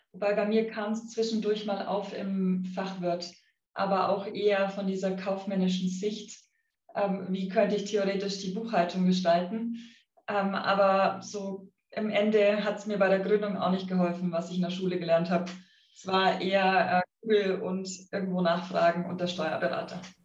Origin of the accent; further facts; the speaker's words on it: Affing, Bavaria, Germany; ich bin auf einem kleinen Bauernhof aufgewachsen ähm, in Affing